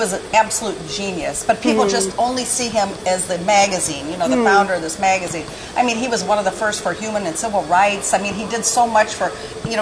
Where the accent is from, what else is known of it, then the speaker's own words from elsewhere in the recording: Dupo, Illinois, United States; moved away; It's a long and winding road from DuPo, Illinois. I mean, we had 3,000 people in my hometown.